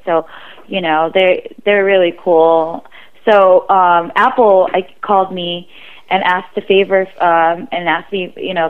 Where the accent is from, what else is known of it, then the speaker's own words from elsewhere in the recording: Philippines; I'm Filipino, I'm proud.